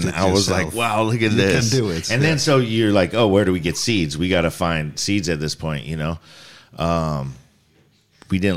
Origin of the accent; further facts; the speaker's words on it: Singapore; also born or lived in New Zealand / Reno, United States; so I grew up in Singapore and New Zealand before I, I well, I was born in America in the desert of Reno, and then spent some time in my youth uh, growing up overseas in overseas schools, and then came back to to America.